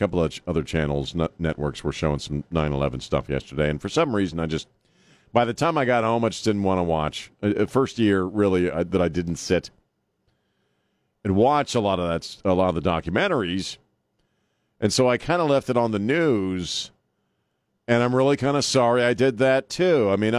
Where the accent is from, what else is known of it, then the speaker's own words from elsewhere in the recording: Scranton, Pennsylvania, United States; We're both from Scranton, Pennsylvania. I wish I had him playing on my high school ball club when I was playing.